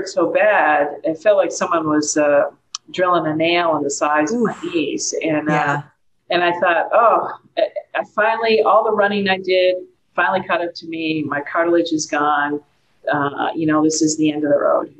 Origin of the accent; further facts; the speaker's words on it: Massachusetts, United States; moved away as an adult; I'm originally from Massachusetts